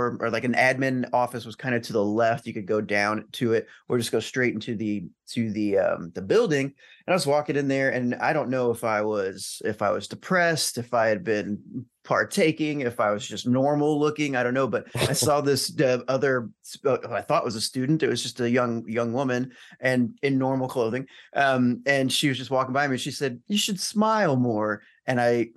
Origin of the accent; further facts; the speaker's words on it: Alton, Illinois, United States; from one of the most haunted small towns in America, my hometown